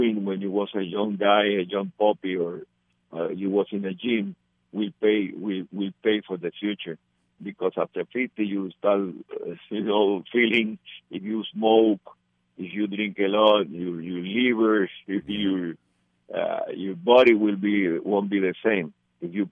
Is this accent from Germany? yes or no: no; Puerto Rico; It's not like in Puerto Rico that we have a gym in every municipality